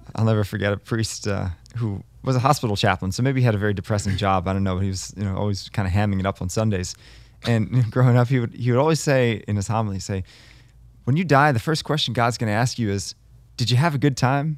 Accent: United States; growing up in America

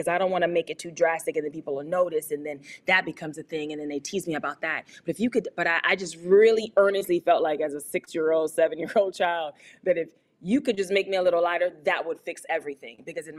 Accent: Louisiana, United States; So growing up in Louisiana in general at that time, the culture of Louisiana was all about the brown paper bag.

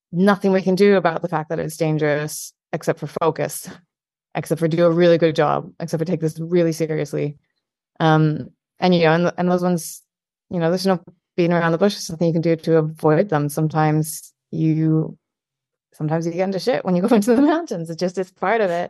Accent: Scotland, United Kingdom; I'm Scottish

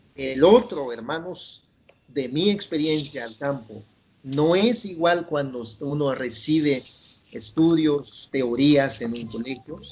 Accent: Guatemala; first language Chuj; Spanish is a second language; moved away; also born or lived in San Leandro, California; acá en mi país Guatemala

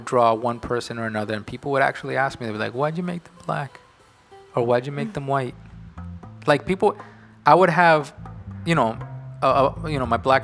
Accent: New York City, New York, United States; I grew up in New York

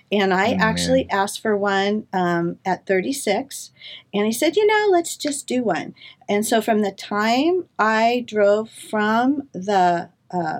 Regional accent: Orange, California, United States; also born or lived in Corona, California / Monterey, California; grew up in Corona. I was raised in Orange, and we did a couple of moves back and forth as a child, ended up in Corona at the age of 16.

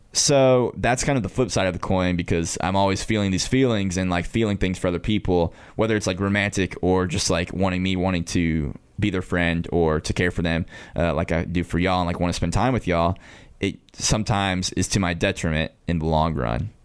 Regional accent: Hayesville, North Carolina, United States; I am from Haysville, North Carolina

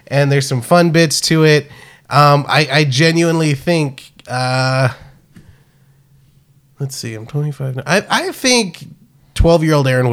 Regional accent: South Texas, United States; growing up in South Texas

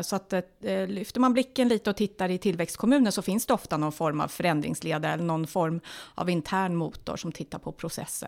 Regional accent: Stockholm, Stockholm County, Sweden; moved away as an adult; now in Nyköping, Sweden; jag är ju från Stockholm ursprungligen, ja. flyttade till Nyköping 2004

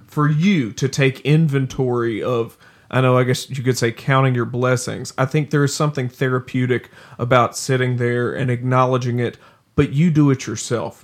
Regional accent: the South, United States; being from the South

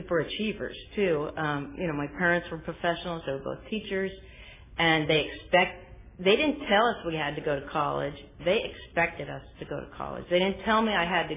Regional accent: Sacramento, California, United States; I'm from Sacramento

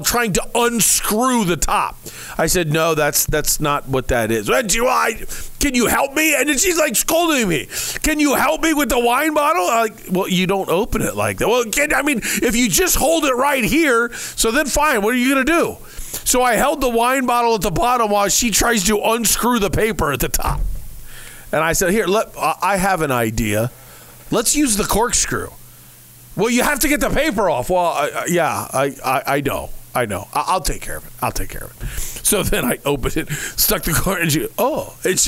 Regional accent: Bellbrook, Ohio, United States; now in Arizona, United States; Bellbrook is my hometown

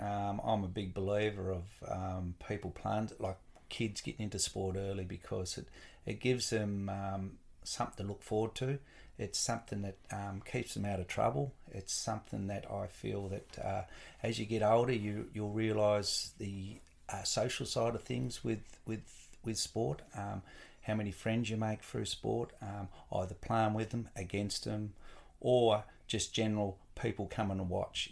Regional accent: Latrobe, Tasmania, Australia; I was born and bred in Latrobe, um, born in, at the Devonport Maternity Hospital

